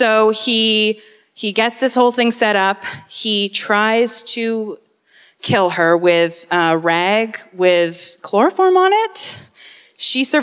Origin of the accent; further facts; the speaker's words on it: Burlington, Ontario, Canada; I'm from Burlington